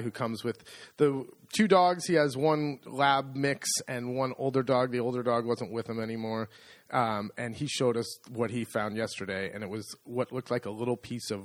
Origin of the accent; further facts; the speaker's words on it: San Francisco, California, United States; now in Italy; I grew up in San Francisco